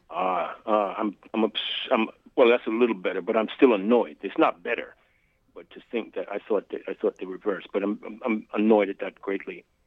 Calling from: New York City, New York, United States; I'm calling from Brooklyn.

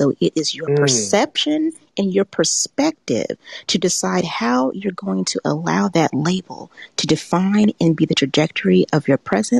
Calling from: Macon, Georgia, United States; I'm calling in from Macon, Georgia, about an hour south of Atlanta.

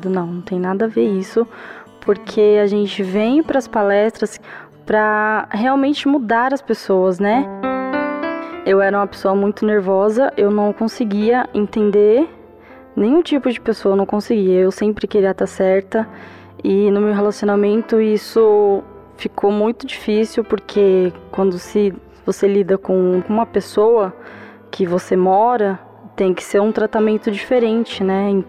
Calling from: São Paulo, Brazil; eu sou do Ipiranga, aqui de São Paulo.

